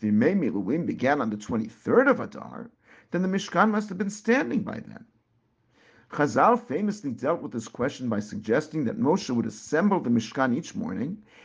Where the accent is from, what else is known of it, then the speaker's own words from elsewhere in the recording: Teaneck, New Jersey, United States; Growing up in Teaneck, New Jersey, and it was a very different place more years ago than I care to admit, our shul